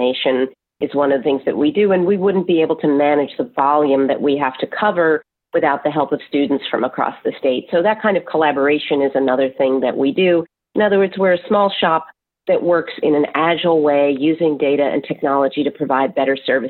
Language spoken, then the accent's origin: English; New Jersey, United States; New Jersey, which is my home state.